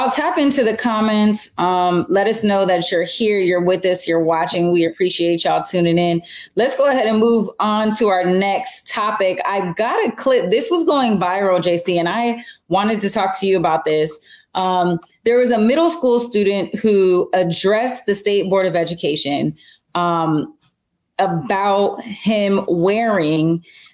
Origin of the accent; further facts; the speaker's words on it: United States; being an American